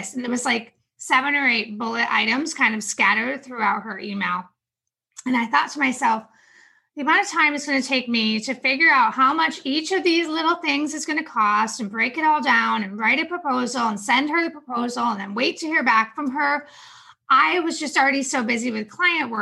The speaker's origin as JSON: {"language": "English", "region": "upstate New York", "country": "United States", "moved": "yes", "lives_now": "Charlotte, United States", "said": "I'm originally from New York, upstate New York."}